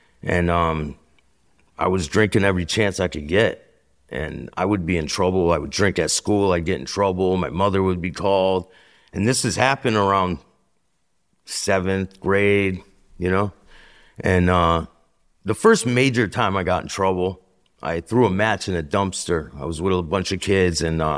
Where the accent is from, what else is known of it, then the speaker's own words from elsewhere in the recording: Bristol, Connecticut, United States; So I'm from Bristol, Connecticut.